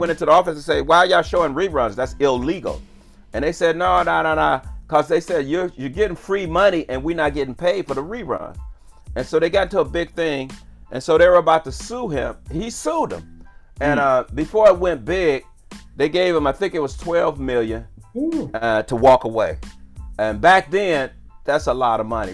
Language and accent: English; Cleveland, Ohio, United States; I was born and raised in Cleveland, Ohio